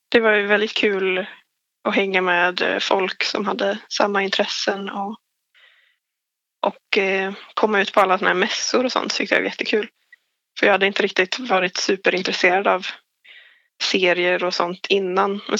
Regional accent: Forshaga, Värmland, Sweden; Men jag blev fast i min hemstad och blev arbetslös och hamnade in på det här programmet över arbetslösa ungdomar för Forshaga var tydligen en av de högsta arbetslösheten i landet.

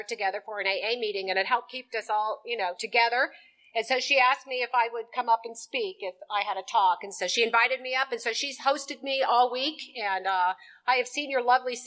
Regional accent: Lancaster, California, United States; I grew up in Lancaster. It's desert. It's hideous. It's about an hour north of Los Angeles.

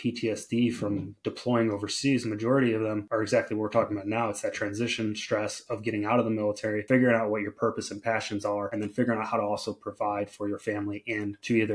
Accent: Chicago, Illinois, United States; So I grew up in Chicago, in the city.

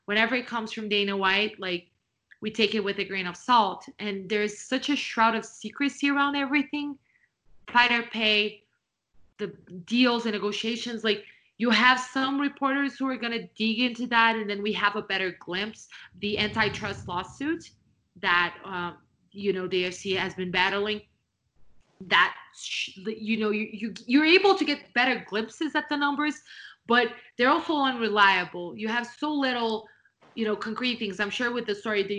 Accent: Brazil; I was born and raised in Brazil.

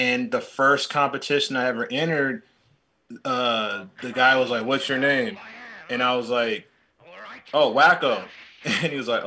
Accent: San Francisco, California, United States; So, I'm born and raised in San Francisco, California, and I went to school primarily in the Mission District

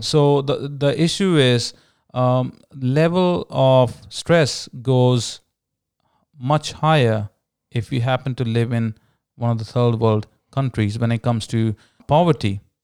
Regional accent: India; growing up in India, uh, being born to a Hindu family

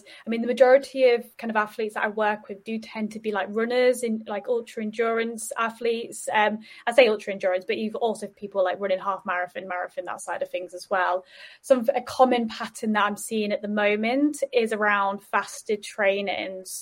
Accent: Yorkshire and the Humber, United Kingdom; I'm from Yorkshire

